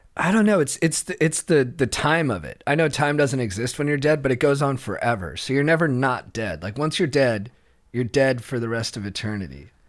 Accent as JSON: {"language": "English", "area": "Orange County", "region": "California", "country": "United States", "tie": "born or raised there", "said": "I grew up in Orange County"}